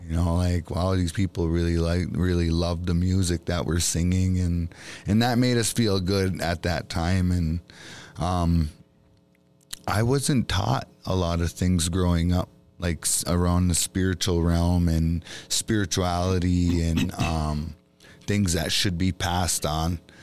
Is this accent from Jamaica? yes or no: no; Bois Forte Band of Chippewa, Minnesota, United States